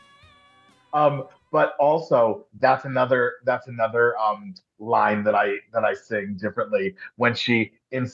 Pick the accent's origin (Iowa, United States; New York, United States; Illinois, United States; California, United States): New York, United States; Long Island; I'm from Long Island, Italian, raised Catholic